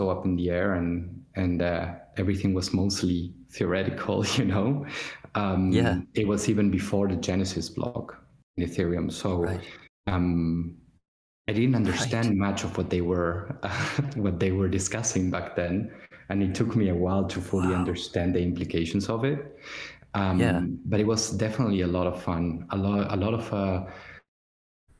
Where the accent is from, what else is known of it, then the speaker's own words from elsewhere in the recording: Argentina; moved away; I'm a child of the 2001 Argentinian crisis, where I come from Argentina